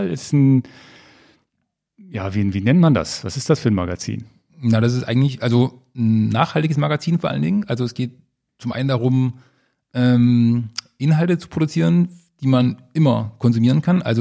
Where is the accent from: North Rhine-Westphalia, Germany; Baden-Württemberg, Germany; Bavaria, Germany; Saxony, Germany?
Saxony, Germany; Leipzig; now in Berlin, Germany; Ja, nach Berlin und also ursprünglich kommen wir aus Leipzig.